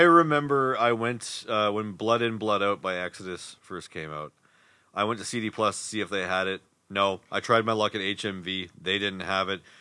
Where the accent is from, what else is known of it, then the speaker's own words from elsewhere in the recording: Winnipeg, Manitoba, Canada; we're from Winnipeg